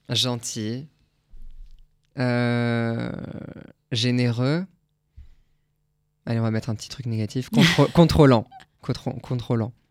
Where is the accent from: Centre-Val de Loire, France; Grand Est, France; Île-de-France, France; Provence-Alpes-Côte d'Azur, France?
Grand Est, France; on a un jardin chez moi en Alsace